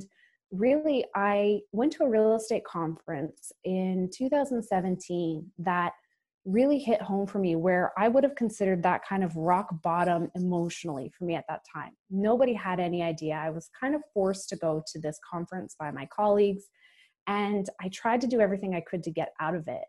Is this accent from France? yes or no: no; Calgary, Alberta, Canada; moved away as an adult; also born or lived in Toronto; I grew up in Calgary, Alberta